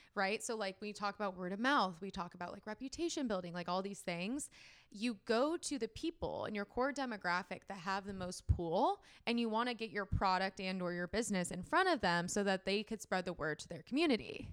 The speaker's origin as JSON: {"language": "English", "town": "San Diego", "region": "California", "country": "United States", "said": "went back home to San Diego"}